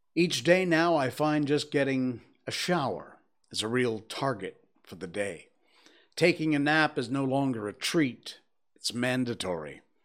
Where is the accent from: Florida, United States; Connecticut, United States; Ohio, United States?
Connecticut, United States; my home state, Hartford, Connecticut